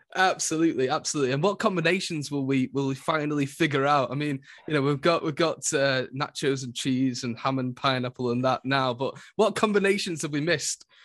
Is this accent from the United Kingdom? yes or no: yes; Lancashire, North West England, United Kingdom; I'm from Lancashire